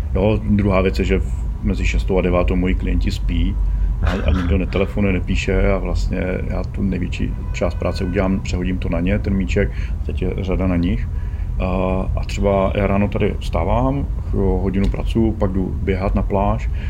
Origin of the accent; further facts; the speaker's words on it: Brno, South Moravian Region, Czechia; my jsme z Brna